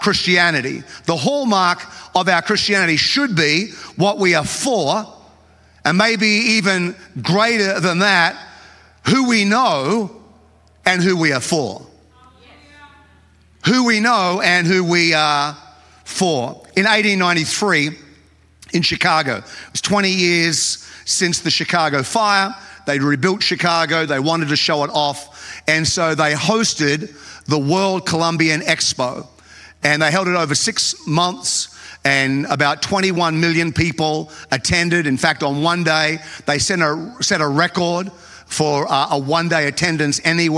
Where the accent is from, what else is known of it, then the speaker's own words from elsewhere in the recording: Australia; I grew up in Australia